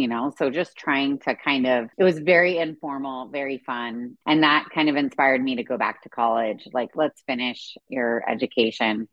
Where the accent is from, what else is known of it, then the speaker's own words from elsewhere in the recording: California, United States; moved away as an adult; also born or lived in Kansas / Arkansas; being born and raised in California